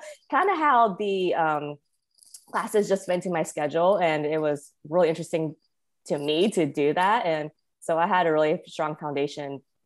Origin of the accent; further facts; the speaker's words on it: Winston-Salem, North Carolina, United States; also born or lived in Wilmington, North Carolina / California / Hawaii / Las Vegas; I was born and raised in North Carolina, which I think surprises most people, but it's, you know, this is where I grew up.